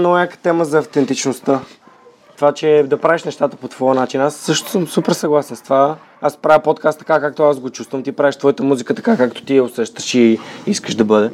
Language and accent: Bulgarian; Bulgaria; ние сме българи